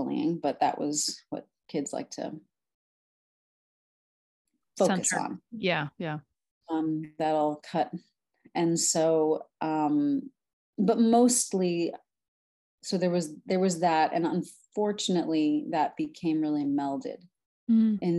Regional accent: New York City, New York, United States; also born or lived in Brooklyn, New York; I am originally from Brooklyn, New York, was born there, raised in Staten Island

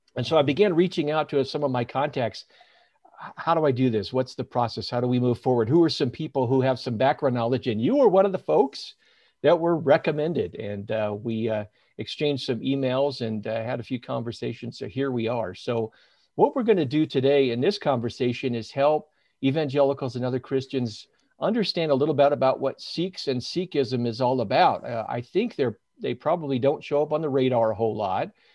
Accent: Northern California, United States; moved away as an adult; also born or lived in Sacramento, United States; now in Salt Lake City, United States; born and raised in Northern California, spent almost twenty years in Sacramento

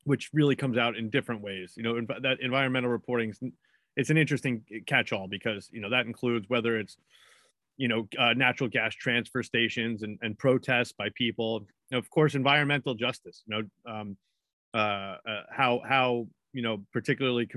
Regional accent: New York City, New York, United States; now in Boston, United States; I am from New York. I certainly have New York features. I'm from Queens in particular

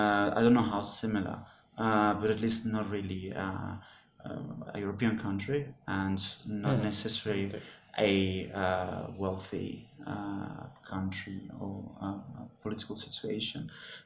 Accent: South Africa; as South African players

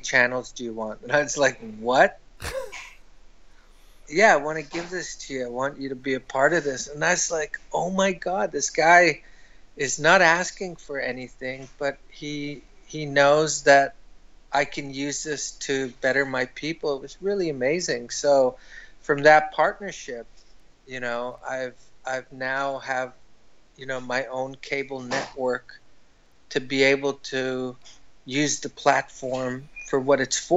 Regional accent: Winnipeg, Manitoba, Canada; moved away as an adult; also born or lived in Ottawa; Everything happened in Manitoba when my parents died when I was young. And then I grew up in Winnipeg

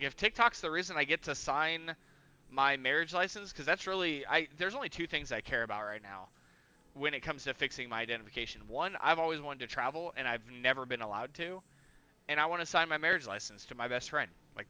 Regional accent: Mexico; born there; Because, like, yes, I was born in Mexico, but both my parents are just U.S. citizen born. Like, my dad's from Texas and my mom's from Tennessee, so, like, I'm just in a weird situation.

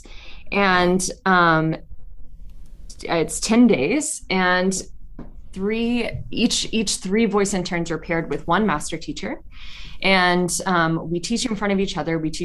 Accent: Chattanooga, Tennessee, United States; I'm from Chattanooga, Tennessee.

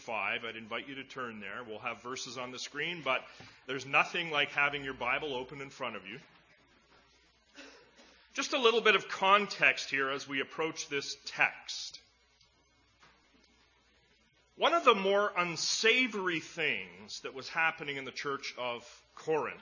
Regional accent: Edmonton, Alberta, Canada; when I was a kid growing up in Edmonton

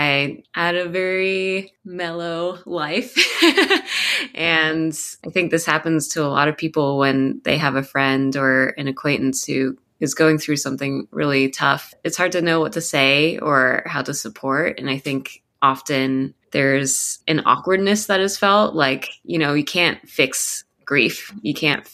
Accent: Columbus, Ohio, United States; moved away as an adult; also born or lived in Cincinnati, Ohio / Taiwan; now in Portland, United States; I was born and raised in Columbus, Ohio. I lived there from age zero until I was 25.

